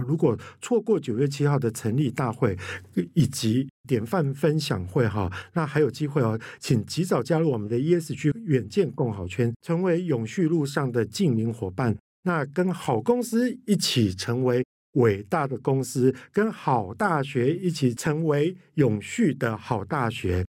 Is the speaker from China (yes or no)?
no; Kaohsiung, Taiwan; 寿山动物园，我跟你讲到我的故乡欸